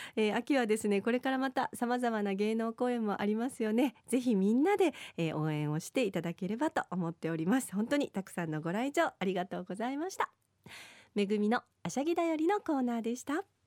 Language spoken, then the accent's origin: Japanese; Tomigusuku, Okinawa, Japan; moved away; 小さい頃あの富城団地の B 棟で 何年か暮らしていたことがありまして